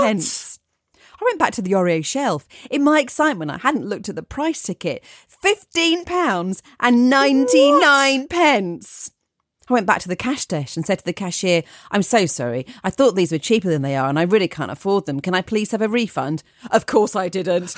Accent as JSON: {"language": "English", "area": "Essex", "region": "East of England", "country": "United Kingdom", "accent": "Essex", "said": "I'm from Essex, so I can do an okay Essex accent"}